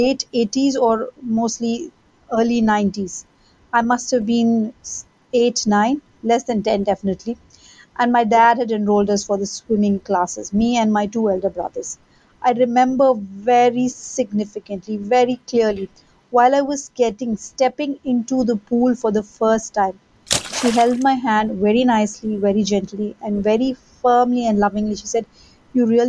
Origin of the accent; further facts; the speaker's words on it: Bangalore, Karnataka, India; I hail from South India, Bangalore.